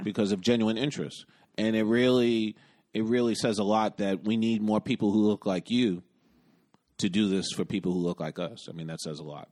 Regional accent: United States; I'm an American

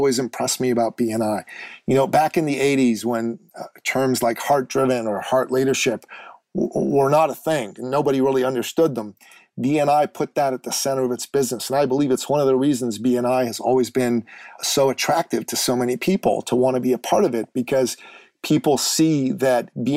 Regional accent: Iran; moved away; I'm actually originally from the Middle East. I'm from Iran.

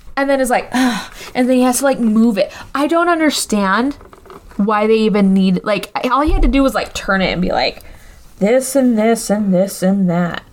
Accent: Scotland, United Kingdom; I'm Scottish

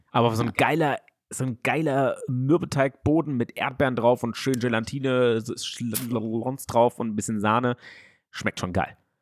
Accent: Frankfurt, Hesse, Germany; in Schwanheim, da wo ich aufgewachsen bin

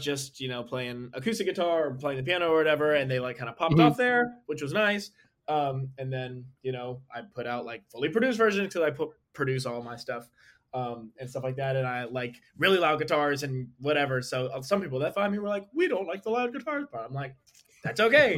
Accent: Northern Virginia, United States; also born or lived in Atlanta, Georgia; I lived there for 6 years and then moved to Northern Virginia outside of Washington, D.C., from 2001 nice. To 2013 when I graduated high school

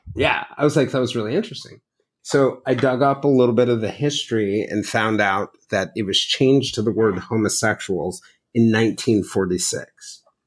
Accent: the South, United States; a black family growing up in the South

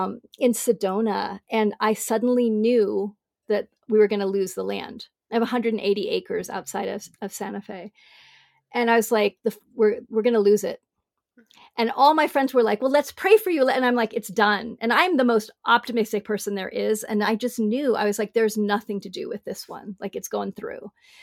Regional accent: Hong Kong; also born or lived in Bangkok / Singapore; I grew up in big cities. I grew up in Hong Kong and Bangkok and Singapore.

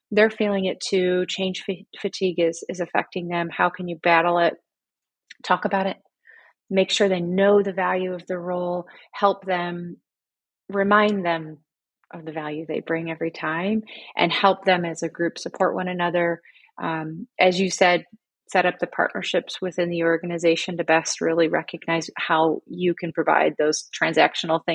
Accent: Michigan, United States; moved away as an adult; now in Berlin, Germany; I am born and raised in America, my hometown in Michigan

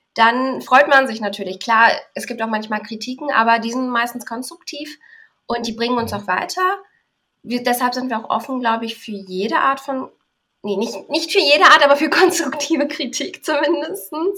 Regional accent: Berlin, Germany; bin geboren in Berlin und lebe auch in Berlin

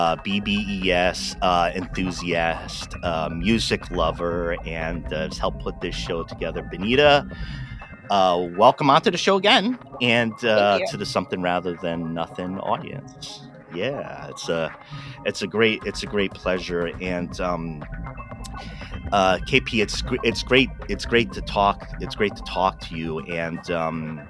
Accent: East Coast, United States; moved away as an adult; now in Pacific Northwest, United States; I'm originally from the East Coast, but I've been in the Pacific Northwest for 11-12 years

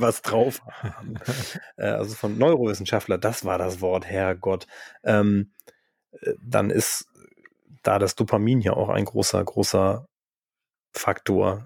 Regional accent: Northern Germany, Germany; wir sind eigentlich beide Norddeutsche

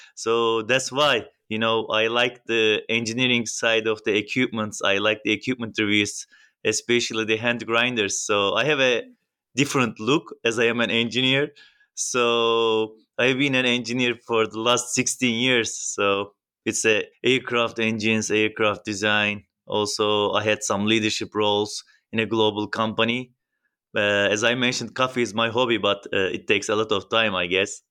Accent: Turkey; I'm from Turkey

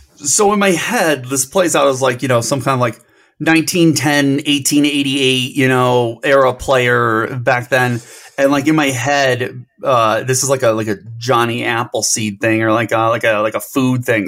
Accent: Cleveland, Ohio, United States; I'm from Cleveland

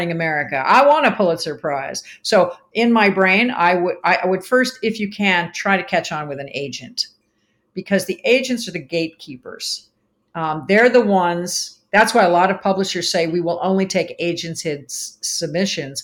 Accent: East Coast, United States; now in Arizona, United States; I'm from the East Coast.

